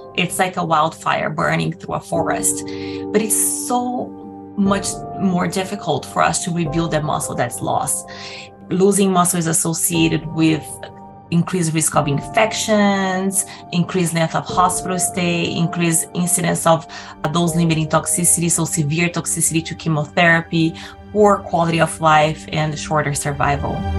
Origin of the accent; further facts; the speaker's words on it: Brazil; English is a second language; moved away as an adult; now in Canada; I'm originally from Brazil